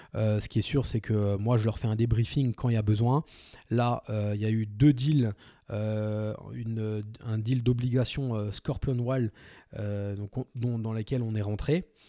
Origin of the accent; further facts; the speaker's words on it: France; on est français